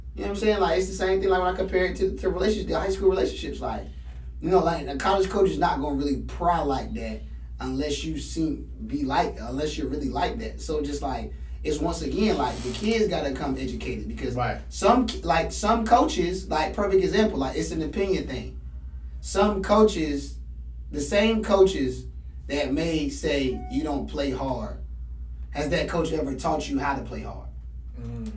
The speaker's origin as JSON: {"language": "English", "town": "Raleigh", "region": "North Carolina", "country": "United States", "said": "I'm from Raleigh"}